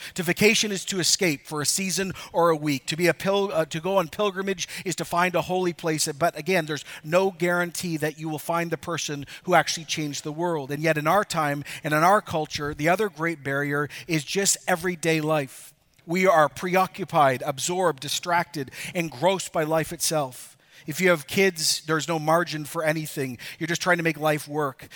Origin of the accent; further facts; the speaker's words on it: Ecuador; moved away; I could actually show my kids where I grew up in Ecuador.